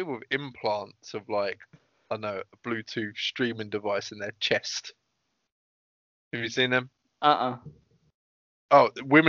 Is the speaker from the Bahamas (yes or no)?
no; United Kingdom; I'm British